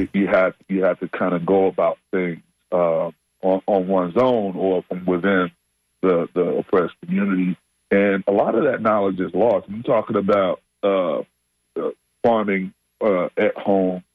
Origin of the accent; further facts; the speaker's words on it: Tampa, Florida, United States; my hometown over there, uh, Tampa